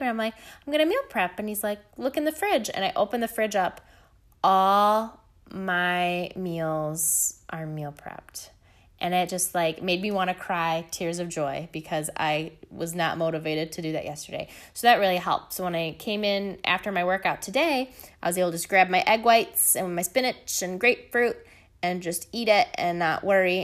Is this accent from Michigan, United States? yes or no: yes; Michigan, United States; Michigan, my home state